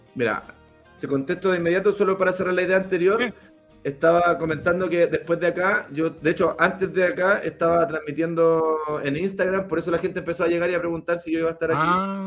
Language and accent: Spanish; San Bernardo, Santiago Metropolitan Region, Chile; San Bernardo me vio crecer y me malcrió